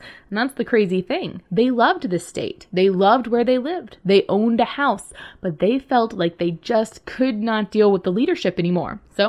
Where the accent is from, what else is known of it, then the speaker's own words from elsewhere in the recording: Texas, United States; I'm a Texan. I was born and raised in Texas.